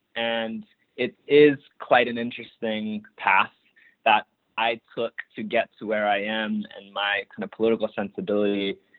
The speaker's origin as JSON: {"language": "English", "town": "Maunawili", "region": "Hawaii", "country": "United States", "moved": "as an adult", "lives_now": "Toronto, Canada", "said": "I'm from Mauna Wili on the east side of Oahu Island in the archipelago of Hawaii. And my family is from the Moku Ko'olaupoko on the east side of that island in the Ahupua'a of Kailua"}